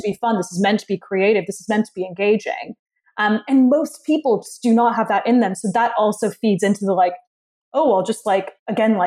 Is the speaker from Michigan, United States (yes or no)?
no; Ohio, United States; I'm from Ohio